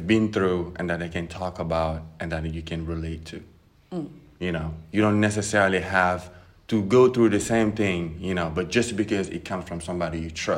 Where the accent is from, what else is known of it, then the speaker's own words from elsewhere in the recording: Senegal; moved away as an adult; also born or lived in New York / Tennessee / Paris; I was born and raised in Senegal